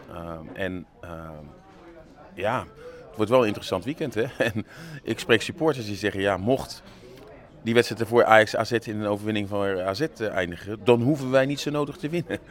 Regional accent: Netherlands

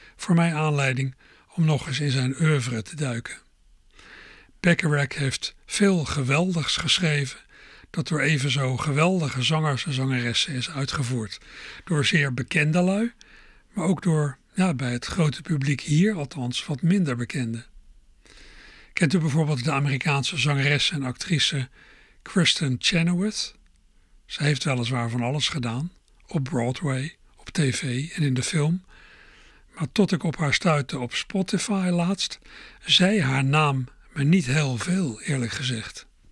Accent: Netherlands; als Nederlander

